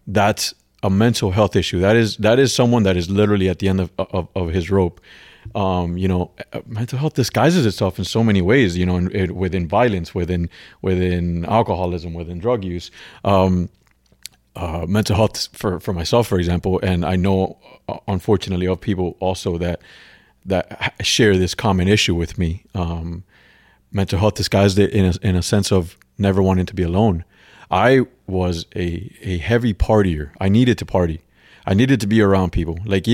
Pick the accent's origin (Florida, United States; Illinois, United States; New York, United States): Florida, United States; Miami; But my circle of influence was not good growing up in Miami